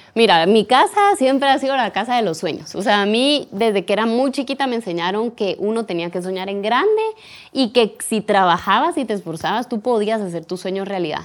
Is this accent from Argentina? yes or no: no; Guatemala; como guatemaltecos